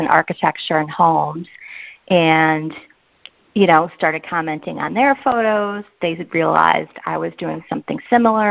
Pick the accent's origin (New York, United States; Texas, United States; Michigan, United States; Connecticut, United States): Connecticut, United States; South Windsor; now in West Hartford, United States; I'm a lifelong Connecticut resident, and actually I grew up in South Windsor, but I have lived in West Hartford for the last, 25 years or so